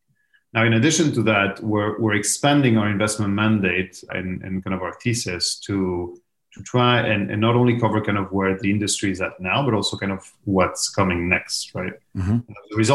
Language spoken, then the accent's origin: English; Madrid, Community of Madrid, Spain; The easy answer is Madrid.